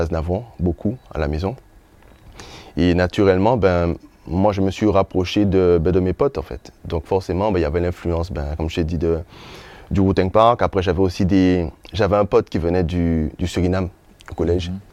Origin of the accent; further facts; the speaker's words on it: Les Abymes, Guadeloupe; also born or lived in Sainte-Rose, Guadeloupe; j'ai grandi à Grand Camp. Mhm. C'est ma jeunesse, c'est mon enfance.